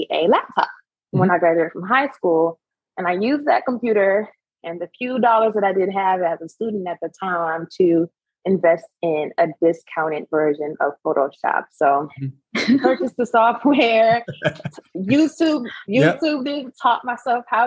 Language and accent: English; Savannah, Georgia, United States; now in Charlotte, United States; I am originally from Savannah, Georgia, currently located and focusing on Charlotte, North Carolina